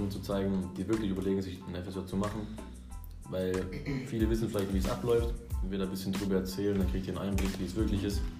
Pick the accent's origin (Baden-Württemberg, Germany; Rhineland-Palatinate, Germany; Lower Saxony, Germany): Baden-Württemberg, Germany; Sersheim; jetzt bin ich in Bissingen, also bei mir in der Heimat wieder. Weil ich komme aus Sersheim.